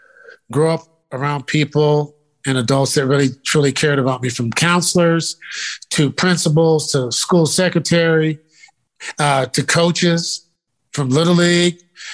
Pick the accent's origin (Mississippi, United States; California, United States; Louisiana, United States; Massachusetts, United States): California, United States; the Giants and 49ers growing up in Northern California, those are our teams.